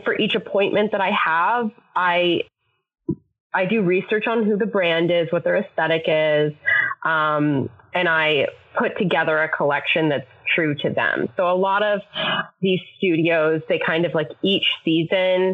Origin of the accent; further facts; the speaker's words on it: Canada; moved away as an adult; now in United States; I'm Canadian, so I was here on a visa